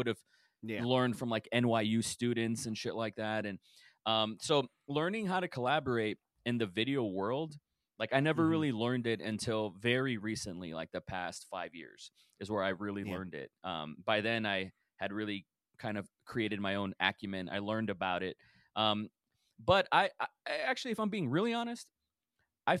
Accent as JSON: {"language": "English", "area": "Rio Grande Valley", "region": "South Texas", "country": "United States", "moved": "yes", "lives_now": "Austin, United States", "said": "I'm from Texas. I've been all over, but I'm from this place in South Texas called the Rio Grande Valley, which is a border town at the bottom of Texas"}